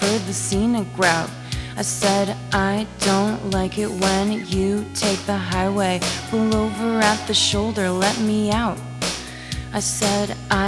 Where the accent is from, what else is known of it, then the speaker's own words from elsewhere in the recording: Massachusetts, United States; moved away as an adult; moving back to my hometown